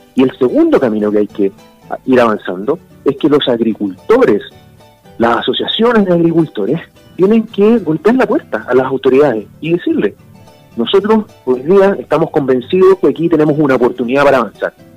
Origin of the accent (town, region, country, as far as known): Chile